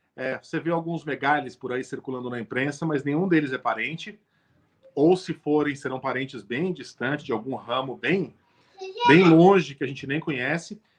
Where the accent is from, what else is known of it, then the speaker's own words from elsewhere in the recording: São Paulo, Brazil; eu sou um paulistano nascido e criado